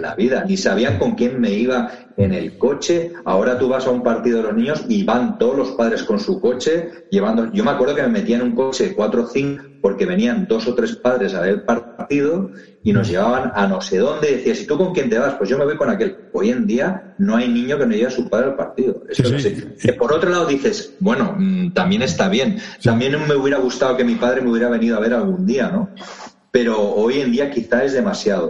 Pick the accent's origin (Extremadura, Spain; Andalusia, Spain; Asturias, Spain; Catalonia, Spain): Catalonia, Spain; Barcelona; Yo soy de Barcelona y con 8 o 10 años empecé a jugar a fútbol en Martinenc, que lo tenía bastante cerca de casa